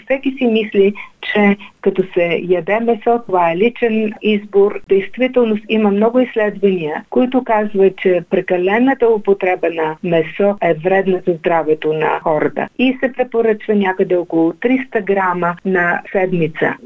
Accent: Bulgaria; за нас като българи

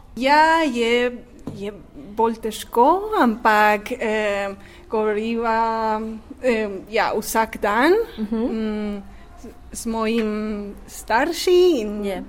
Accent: Madrid, Community of Madrid, Spain; Slovenian is a second language; moved away as an adult; also born or lived in Munich, Germany; now in Melbourne, Australia; Jaz prihajam iz Španije, iz Madrida, sem eh, pol španka, pol irska

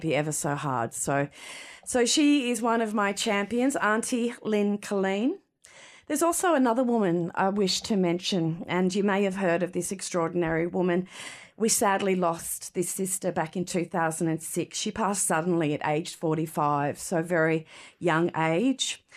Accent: Cherbourg, Queensland, Australia; we come from Cherbourg community

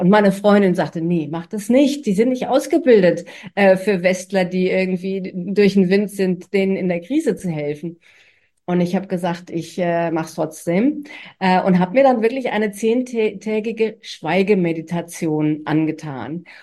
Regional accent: Germany; now in Australia; als Deutsche

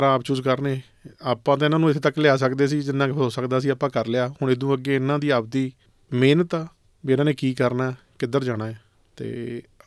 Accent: Rangian village, Ludhiana district, Punjab, India; moved away as an adult; now in Australia; ਮੈਂ ਪੰਜਾਬ ਦੇ ਵਿੱਚੋਂ ਹੈਗਾ ਮੇਰਾ ਪਿੰਡ ਰੰਗੀਆਂ ਜੀ ਡਿਸਟ੍ਰਿਕਟ ਲੁਧਿਆਣਾ

